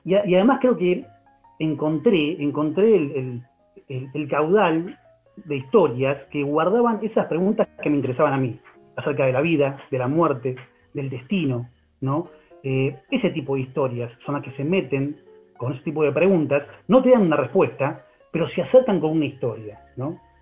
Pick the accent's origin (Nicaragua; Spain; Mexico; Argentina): Argentina; Buenos Aires; somos los porteños